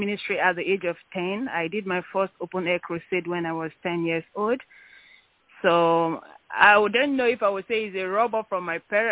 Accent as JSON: {"language": "English", "town": "Port Harcourt", "region": "Rivers State", "country": "Nigeria", "tie": "born or raised there", "also_born_or_lived": "Ukraine", "moved": "as an adult", "lives_now": "United States", "said": "I actually was born in Nigeria, River State, Port Harcourt, to be precise. I grew up in Nigeria"}